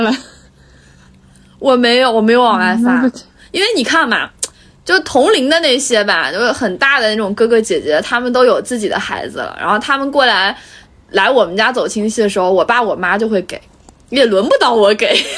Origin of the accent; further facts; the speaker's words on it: Changzhi, Shanxi, China; moved away; 我们老家，呃，以前正月十五的时候会有一个烟花的那个会，就烟花活动，在那个，呃，长治，就我们那个城市的